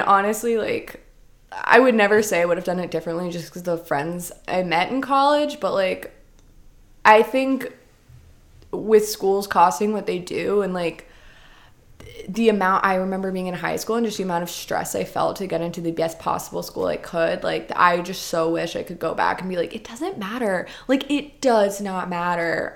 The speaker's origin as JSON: {"language": "English", "region": "New Jersey", "country": "United States", "tie": "born or raised there", "also_born_or_lived": "Rhode Island", "moved": "as an adult", "said": "I grew up in New Jersey"}